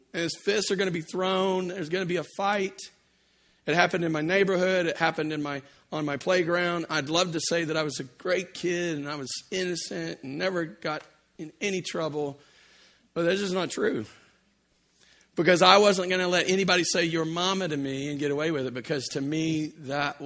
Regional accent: Louisiana, United States; I grew up in Louisiana

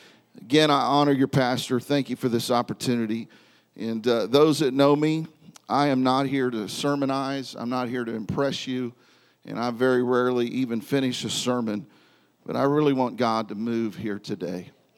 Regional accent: Independence, Missouri, United States; But I was born in Independence, Missouri. My father pastored in Kansas City, and so my first years of life were spent here in this area.

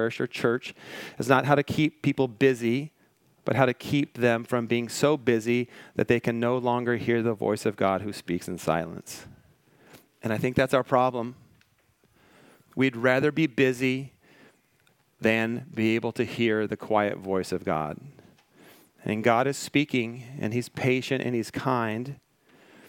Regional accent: Washington, United States; now in Malibu, United States; I grew up in Washington State

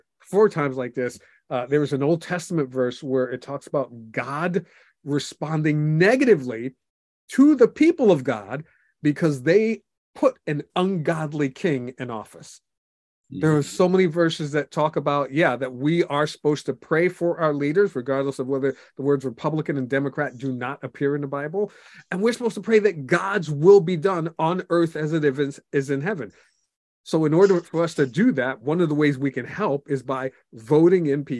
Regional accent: United States; even though I am a Christian, I'm an American

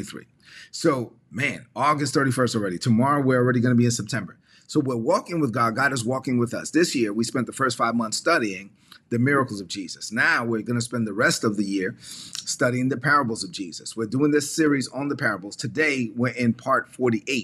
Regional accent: La Vega, Dominican Republic; moved away; a Catholic church in my hometown of La Vega, Dominican Republic

